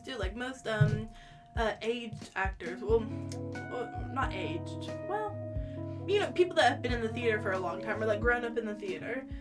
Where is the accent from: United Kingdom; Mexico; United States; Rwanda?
United States; moved away; Being American